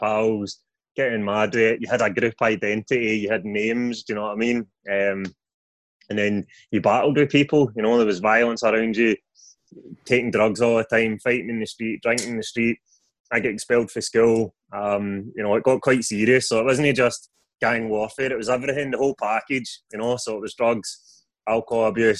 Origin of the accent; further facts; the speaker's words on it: Airdrie, Scotland, United Kingdom; also born or lived in Stirling; I'm from Airdrie in North Lanarkshire.